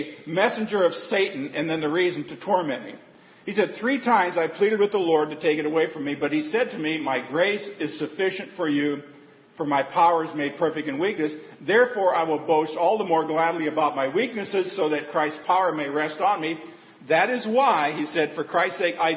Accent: Nebraska, United States; I grew up in Nebraska

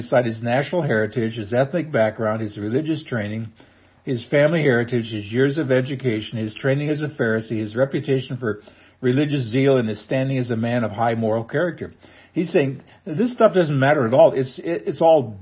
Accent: Nebraska, United States; now in Missouri, United States; I was born in Nebraska, and I'm proud to be a Husker.

